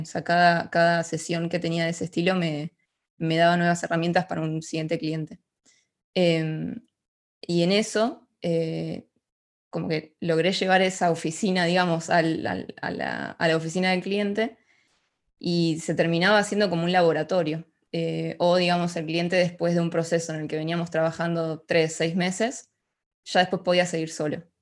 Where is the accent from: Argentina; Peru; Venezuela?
Argentina; Ushuaia, Tierra del Fuego; moved away as an adult; now in Buenos Aires, Argentina; yo crecí en Ushuaia, es una ciudad al sur de, de Argentina